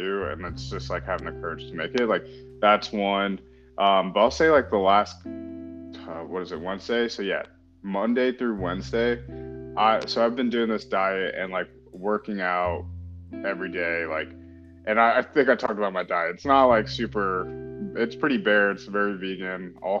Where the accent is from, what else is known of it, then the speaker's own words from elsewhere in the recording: North Carolina, United States; grew up in North Carolina, pretty much. Family immigrated from India